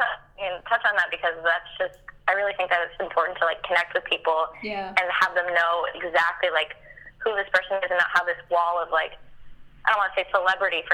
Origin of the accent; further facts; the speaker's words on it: Vancouver, British Columbia, Canada; I'm a musician from Vancouver, Canada